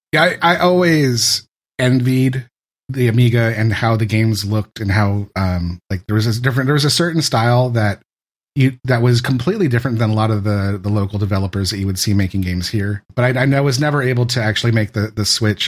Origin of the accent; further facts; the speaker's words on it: San Francisco Bay Area, California, United States; I'm from the San Francisco Bay Area. I, I grew up here.